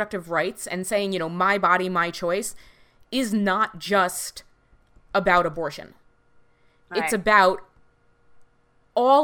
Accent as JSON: {"language": "English", "country": "United States", "said": "we're both American"}